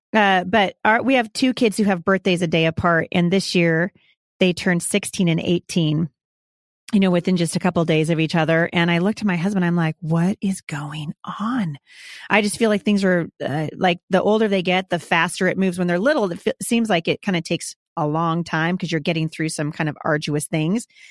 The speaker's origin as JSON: {"language": "English", "region": "Oregon", "country": "United States", "said": "I'm from, I'm from Oregon"}